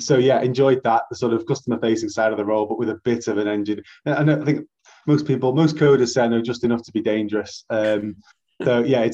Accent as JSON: {"language": "English", "town": "Manchester", "region": "North West England", "country": "United Kingdom", "tie": "born or raised there", "said": "I'm a Mancunian born and bred."}